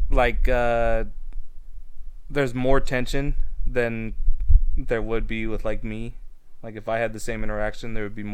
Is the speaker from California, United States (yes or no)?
yes; Indio, California, United States; So I'm from Indio, right?